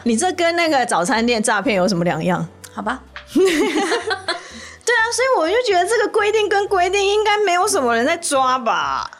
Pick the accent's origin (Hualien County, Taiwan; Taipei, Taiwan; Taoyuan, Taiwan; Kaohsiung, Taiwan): Taipei, Taiwan; 我也是台北人啊